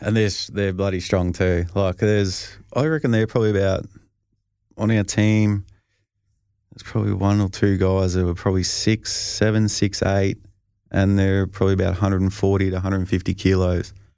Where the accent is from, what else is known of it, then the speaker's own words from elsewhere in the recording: Australia; moved away; being Australian